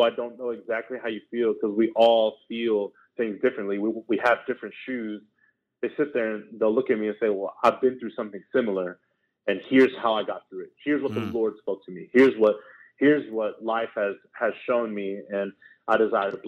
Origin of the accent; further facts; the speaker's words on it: Houston, Texas, United States; moved away as an adult; I was born in Houston, Texas, came from Southwest Houston.